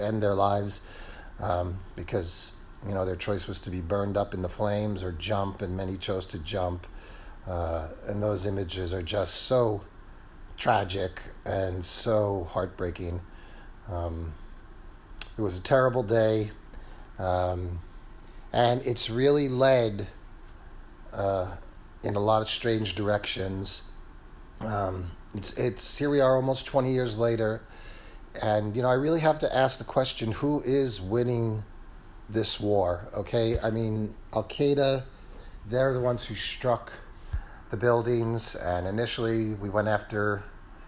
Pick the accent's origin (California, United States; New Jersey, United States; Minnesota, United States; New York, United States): New York, United States; New York City; moved away as an adult; I'm originally from New York City. I haven't lived there for about 16 years now